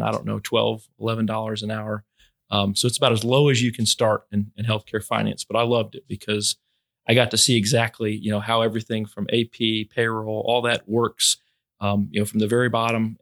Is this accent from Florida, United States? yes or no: yes; Fort Myers, Florida, United States; moved away as an adult; also born or lived in Tallahassee, Florida; now in Albany, United States; I was born in Fort Myers, Florida, um, about forty-two years ago